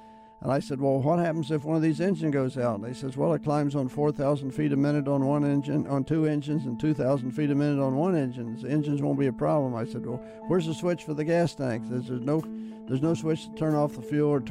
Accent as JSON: {"language": "English", "town": "Cincinnati", "region": "Ohio", "country": "United States", "tie": "born or raised there", "said": "I was born in Cincinnati, Ohio."}